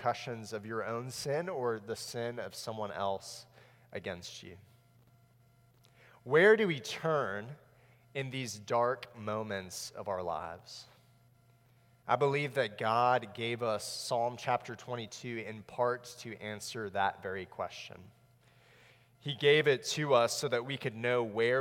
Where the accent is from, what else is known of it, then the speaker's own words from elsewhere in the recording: South Florida, United States; I grew up in South Florida